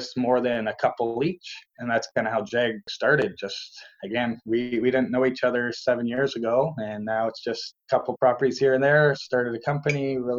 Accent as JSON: {"language": "English", "town": "St. Thomas", "region": "Ontario", "country": "Canada", "tie": "born or raised there", "said": "born and raised in St. Thomas, which is kind of southwestern Ontario, just south of London"}